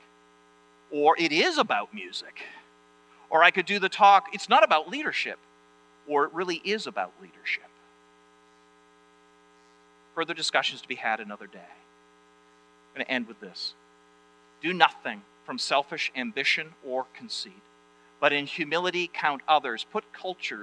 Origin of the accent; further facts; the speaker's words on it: Maine, United States; moved away; I'm from Maine